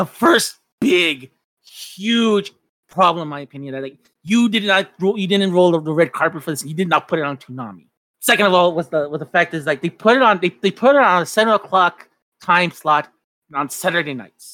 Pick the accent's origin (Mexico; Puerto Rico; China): Mexico; now in United States; while I was growing up in Mexico